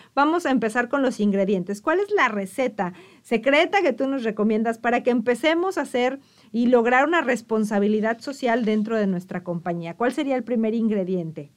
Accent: Mexico; muchos mexicanos no conocemos

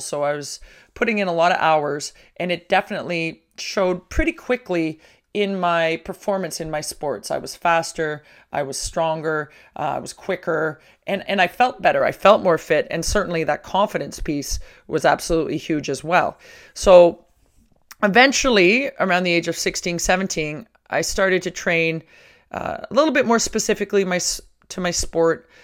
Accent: Toronto, Ontario, Canada; I'm originally from Toronto, and in high school, I had an opportunity to train

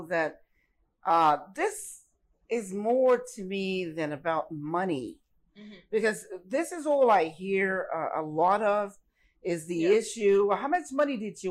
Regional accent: New York City, New York, United States; I'm from the Bronx

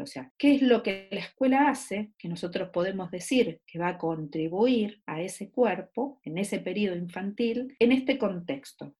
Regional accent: Argentina; Soy argentina y trabajo en dos universidades

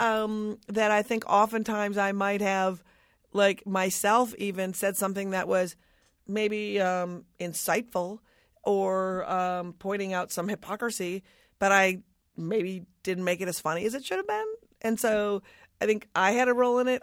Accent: Minnesota, United States; I'm from Minnesota.

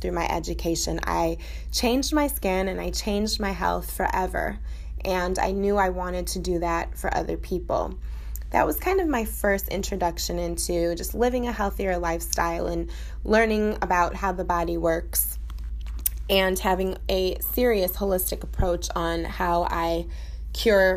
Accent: Chicago, Illinois, United States; now in Coral Gables, United States; I'm originally from Chicago

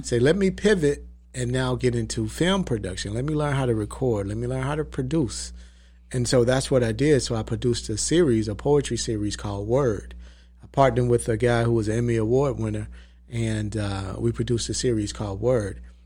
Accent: Valdosta, Georgia, United States; now in Atlanta, United States; I was born in South Georgia. I was born in Valdosta. Uh, moved to Atlanta when I was about fourteen years old

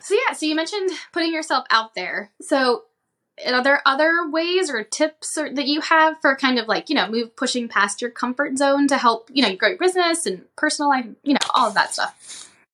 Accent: right outside of New Orleans, Louisiana, United States; moved away; I grew up in, um, right outside of New Orleans

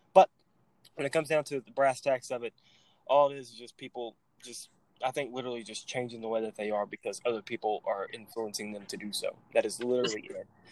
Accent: Texas, United States; I'm from Texas.

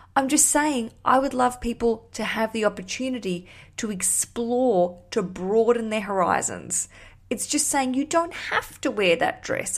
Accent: Australia; now in London, United Kingdom; I am an Australian. I live in London.

